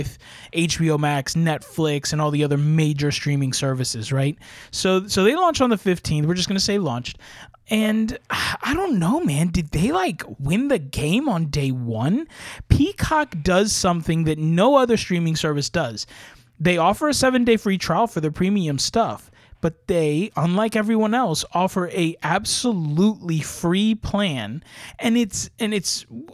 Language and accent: English; Puerto Rico; moved away; also born or lived in California; Not being from California, but I'm from Puerto Rico. I am from an actual rainforest, tropical jungle of an island